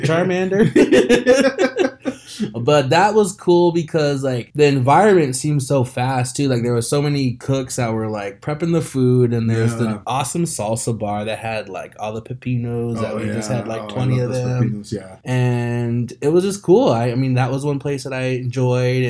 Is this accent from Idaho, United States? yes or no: yes; Idaho, United States; we're from Idaho. We don't, you know, we don't have this food there